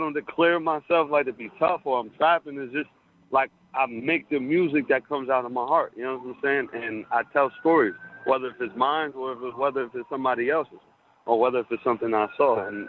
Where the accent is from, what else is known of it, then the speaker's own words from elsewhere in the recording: Albany, New York, United States; now in Los Angeles, United States; I'm from Albany, New York, and I reside in Los Angeles now.